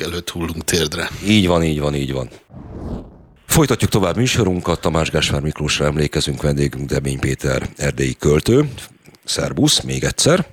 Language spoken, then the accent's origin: Hungarian; Budapest, Hungary; én ugye budapesti vagyok